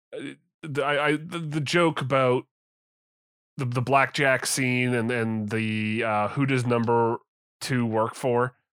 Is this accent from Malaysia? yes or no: no; Canada